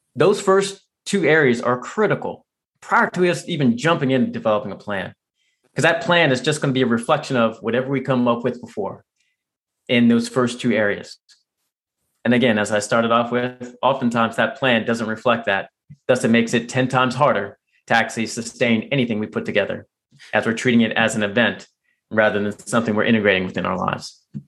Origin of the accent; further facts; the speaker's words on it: right outside Washington D.C., Virginia, United States; moved away; actually grew up in Virginia, right outside Washington D.C. I still consider it home.